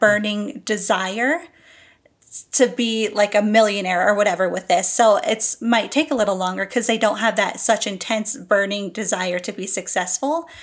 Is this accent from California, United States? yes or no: no; New Jersey, United States; I'm from New Jersey